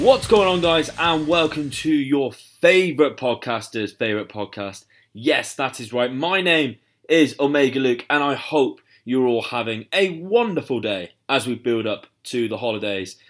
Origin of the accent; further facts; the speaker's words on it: United Kingdom; I am obviously from the U K, As you can tell by my accent